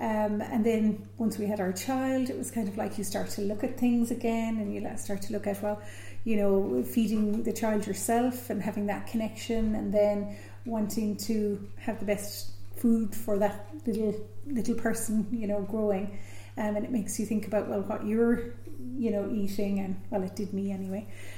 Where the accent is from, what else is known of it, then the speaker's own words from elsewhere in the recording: West Limerick, Munster, Ireland; moved away; And I come from West Limerick